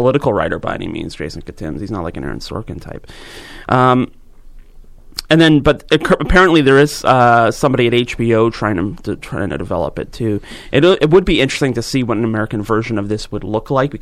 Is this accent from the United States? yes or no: no; Georgetown, Ontario, Canada; where I grew up in Georgetown